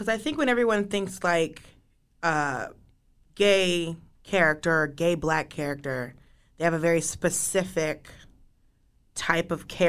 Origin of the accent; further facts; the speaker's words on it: the South, United States; I'm from the South.